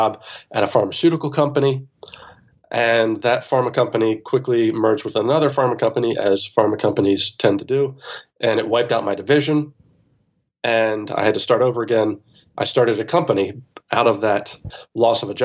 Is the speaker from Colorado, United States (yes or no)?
no; suburbs of Philadelphia, Pennsylvania, United States; I grew up in Pennsylvania in the suburbs of Philadelphia